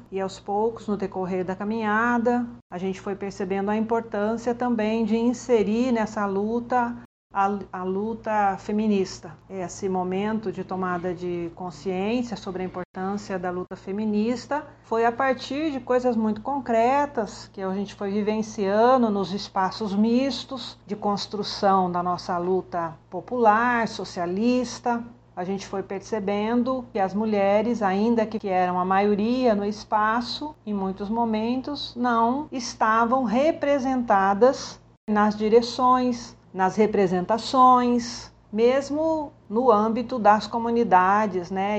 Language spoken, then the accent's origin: Portuguese; Campinas, São Paulo, Brazil; sou de Campinas